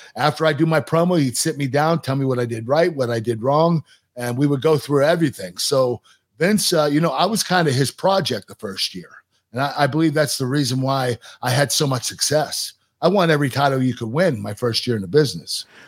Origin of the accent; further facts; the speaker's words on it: Pittsburgh, Pennsylvania, United States; in Pittsburgh, in my hometown